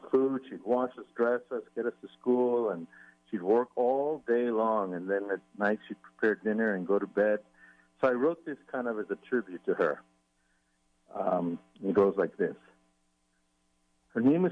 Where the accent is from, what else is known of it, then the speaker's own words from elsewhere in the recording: El Paso, Texas, United States; moved away; he's from my hometown. We're both from El Paso.